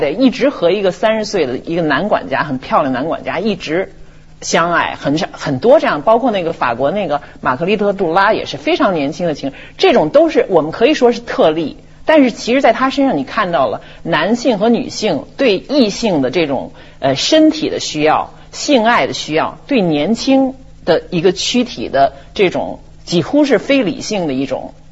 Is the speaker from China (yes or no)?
yes; Beijing, China; accent: Beijing; 因为我是北京人，北京口音的学生